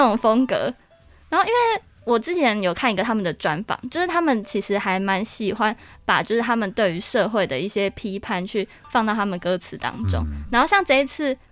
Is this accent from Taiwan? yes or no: yes; northern Taiwan, Taiwan; 我是北部人